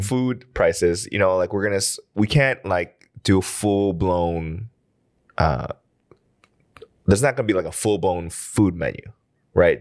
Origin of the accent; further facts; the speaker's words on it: United States; now in South Korea; we're from the States